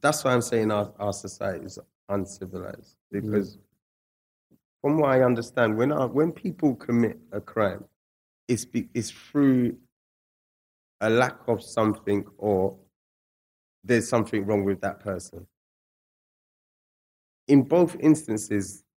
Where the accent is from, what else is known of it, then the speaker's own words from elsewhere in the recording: England, United Kingdom; also born or lived in Scotland; nobody knew that I was actually from England